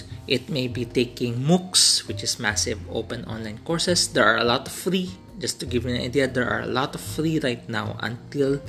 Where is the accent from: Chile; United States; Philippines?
Philippines; as a Filipino, especially in the Philippines